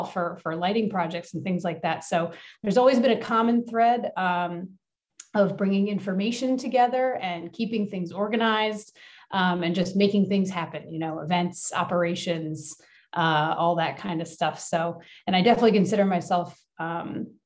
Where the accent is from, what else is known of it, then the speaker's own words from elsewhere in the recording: Flourtown, Pennsylvania, United States; I am from the Philadelphia area. I grew up in a place called Flower Town, which is like the baking flour, just north of Philadelphia